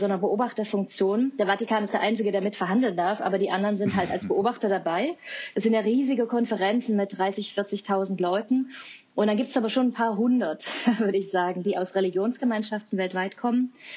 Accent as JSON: {"language": "German", "town": "Leipzig", "region": "Saxony", "country": "Germany", "tie": "born or raised there", "said": "ich komme aus Leipzig, habe ich vorhin erzählt, und ich war ein kleines Kind, als die Montagsdemonstrationen in Leipzig waren"}